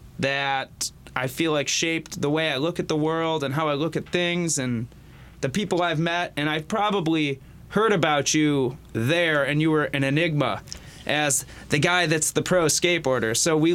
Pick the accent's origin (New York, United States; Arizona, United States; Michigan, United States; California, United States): Michigan, United States; West Bloomfield; Raised in West Bloomfield, Michigan, so Oakland County, just outside of Detroit.